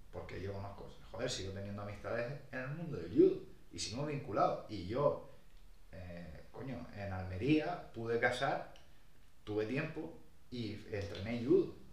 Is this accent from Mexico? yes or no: no; Brazil; Otro purista a lo mejor, yo soy brasileño, que solo busque la finalización